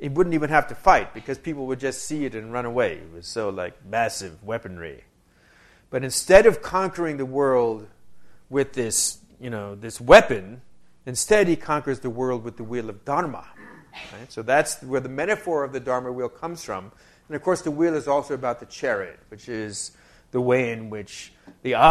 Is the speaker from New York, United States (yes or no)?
yes; New York, United States; now in Wisconsin, United States; I'm originally from New York.